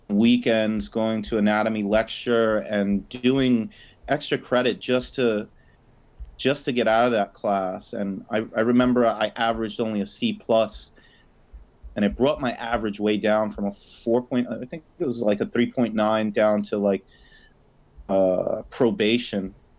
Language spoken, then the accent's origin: English; New York, United States; Born and raised in New York, yes.